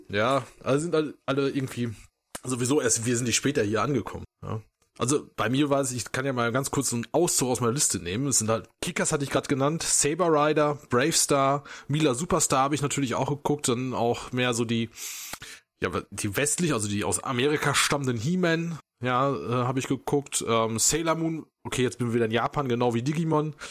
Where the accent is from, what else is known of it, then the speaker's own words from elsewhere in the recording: Germany; bei uns in Deutschland